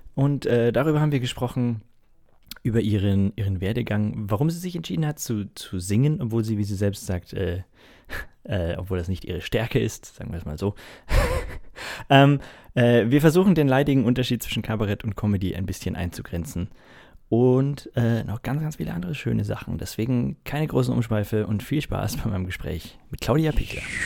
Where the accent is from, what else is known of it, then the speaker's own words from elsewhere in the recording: Munich, Bavaria, Germany; ich gebürtiger Münchner bin